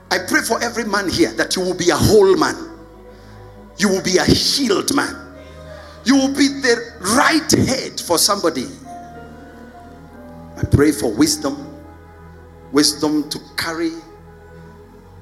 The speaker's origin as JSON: {"language": "English", "region": "Nairobi", "country": "Kenya", "tie": "born or raised there", "said": "I grew up in the ghetto. I grew up in Eastlands."}